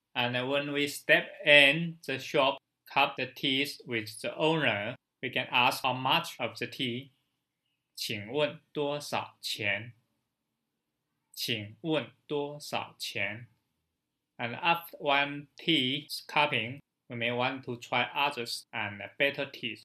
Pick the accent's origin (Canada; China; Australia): China; from China